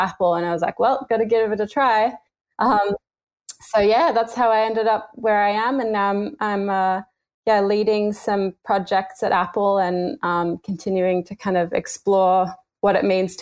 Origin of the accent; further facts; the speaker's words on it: Australia; moved away as an adult; also born or lived in Melbourne; now in San Francisco, United States; I grew up in Australia, small country town